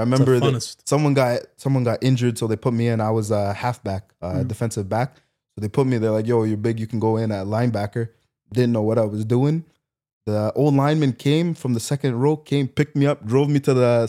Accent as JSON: {"language": "English", "region": "Ontario", "country": "Canada", "tie": "born or raised there", "also_born_or_lived": "Haiti (ancestry)", "said": "My parents are from Haiti. Haiti, okay. Yeah. I was born here"}